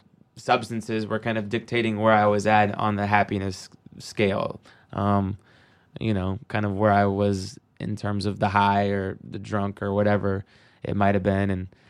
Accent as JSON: {"language": "English", "town": "Seattle", "region": "Washington", "country": "United States", "tie": "born or raised there", "said": "Obviously, Seattle grunge, growing up in Seattle, I mean, in the 90s, it was the mecca of grunge."}